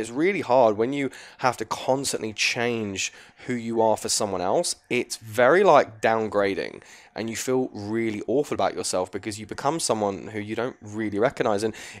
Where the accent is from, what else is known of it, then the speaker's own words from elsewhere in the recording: England, United Kingdom; she's Australian, I'm English